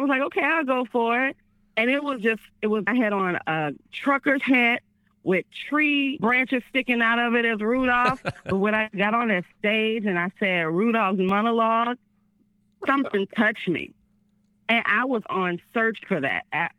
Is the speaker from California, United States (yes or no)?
no; Memphis, Tennessee, United States; accent: Southern; I'm from Memphis. My accent was so Southern. I was like, my heart, my car.